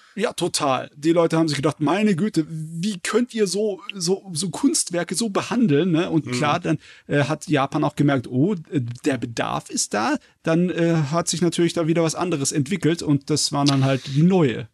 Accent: Southern Germany, Germany; ich als Süddeutscher

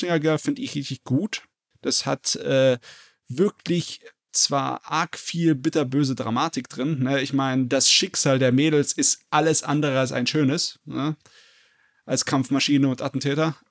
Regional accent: Germany; bei uns in Deutschland

